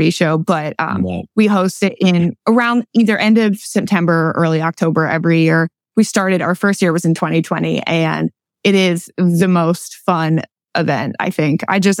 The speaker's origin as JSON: {"language": "English", "area": "Berks County", "region": "Pennsylvania", "country": "United States", "moved": "yes", "lives_now": "Lancaster, United States", "said": "I'm from Berks County."}